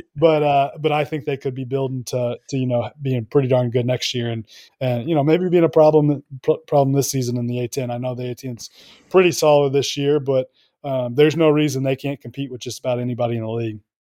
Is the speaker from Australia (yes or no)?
no; Kansas City, United States; I am from Kansas City. went to Kansas, uh, just grew up a basketball diehard